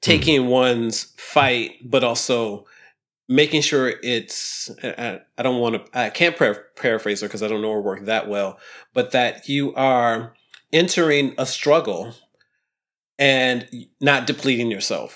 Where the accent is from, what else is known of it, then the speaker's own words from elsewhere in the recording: Ohio, United States; I grew up in Ohio, totally in Ohio